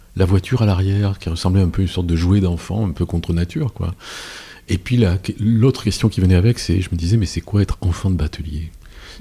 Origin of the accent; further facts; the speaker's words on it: Paris, Île-de-France, France; je suis parisien